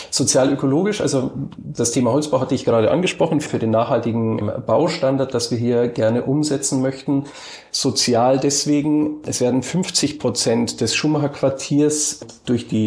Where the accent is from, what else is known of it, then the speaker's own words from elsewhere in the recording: Passau, Bavaria, Germany; also born or lived in Cottbus; now in Berlin, Germany; gebürtig komme ich aus Passau. Das habe ich aber schon sehr, sehr lange verlassen. Ich habe in Cottbus Architektur studiert und auch in Berlin. Also ein bisschen ähm, Heimweh hat man als Bayer, glaube ich, immer. Aber ich bin in Berlin heimisch geworden